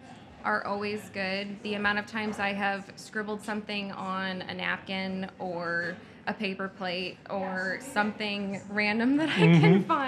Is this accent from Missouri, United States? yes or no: no; Whatcom County, Washington, United States; My husband and I are a great example of two people who were born and raised in Whatcom County, and we attended local colleges, and we were able to find jobs here.